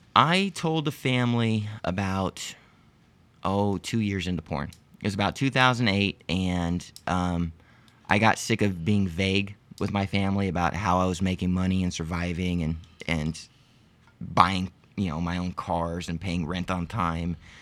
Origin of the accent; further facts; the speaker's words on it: Arlington, Texas, United States; also born or lived in Lompoc, California; I was born in California, Lompoc, California, about, uh, a few miles north of Santa Barbara, uh, but have lived in Arlington, Texas for most of my life.